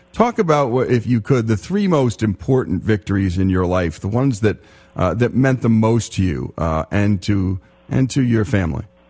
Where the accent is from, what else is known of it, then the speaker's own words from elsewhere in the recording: Teaneck, New Jersey, United States; I was born in Holy Name Hospital in Teaneck, New Jersey